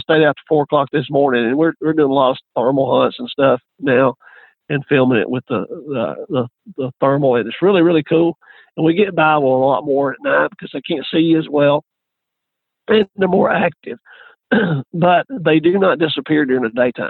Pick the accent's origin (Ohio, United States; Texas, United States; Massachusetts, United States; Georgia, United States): Texas, United States; I grew up here in Texas